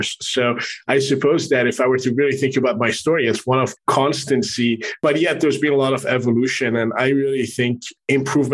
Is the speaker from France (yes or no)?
yes; Paris, Île-de-France, France; also born or lived in Middle East / Manhattan, New York, United States / Canada; now in Miami, United States; I was born in the Middle East and grew up in France. I have a Canadian passport and have spent the past quarter of a century in Manhattan